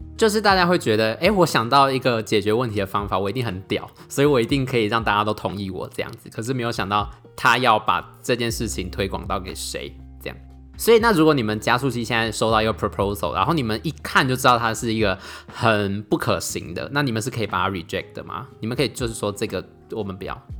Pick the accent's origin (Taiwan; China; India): Taiwan; moved away as an adult; now in Germany; 像比如说我们台湾人跟外国人讲话，好像通常都会比较慢一点吧